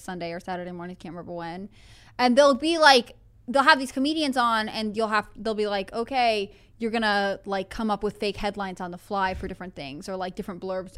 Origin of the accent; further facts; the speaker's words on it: Northeast, United States; moved away; I grew up in the Northeast. Like, I grew up in driving distance of New York City